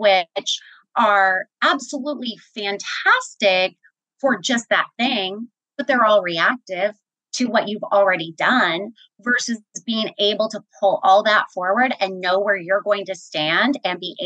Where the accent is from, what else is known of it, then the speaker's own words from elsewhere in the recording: Kansas City, Missouri, United States; moved away as an adult; I was born and raised in Kansas City, Missouri. I'm a Midwesterner, spent all of my career in Kansas City